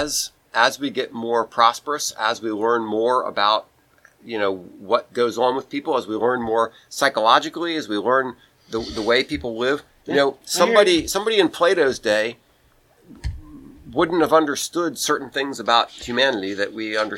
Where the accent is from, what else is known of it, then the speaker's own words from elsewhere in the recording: United States; we in the United States